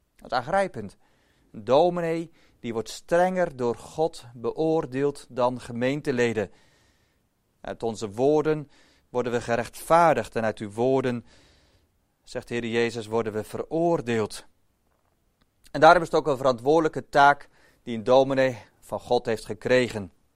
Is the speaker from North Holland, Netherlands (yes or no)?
no; Boskoop, South Holland, Netherlands; ik als kleine jongen in Boskoop ben opgegroeid